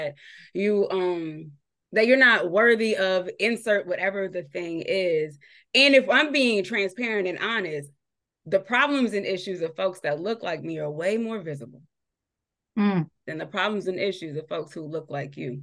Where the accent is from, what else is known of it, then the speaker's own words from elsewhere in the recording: San Diego, California, United States; moved away as an adult; now in Virginia, United States; growing up in San Diego